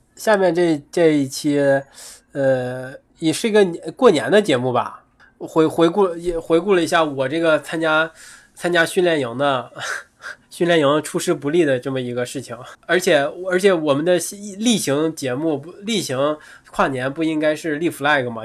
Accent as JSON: {"language": "Chinese", "region": "Northeast China", "country": "China", "said": "那作为一个东北人，可能天生就很亲近冰，很亲近雪，因为自然条件摆在那儿了"}